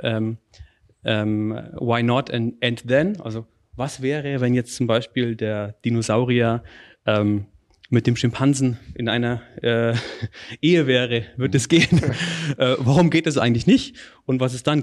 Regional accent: Northern Bavaria, Germany; meinen Beitrag für die lokale Wirtschaft dann in, in meiner Heimat

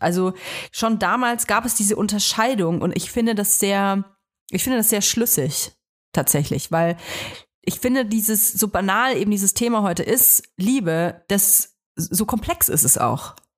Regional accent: Germany; ich bin nun mal hier in Deutschland geboren

